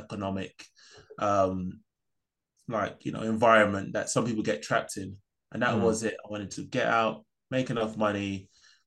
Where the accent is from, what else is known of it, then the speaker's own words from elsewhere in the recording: London, United Kingdom; also born or lived in New York, United States; I was lucky to be brought up in Peckham.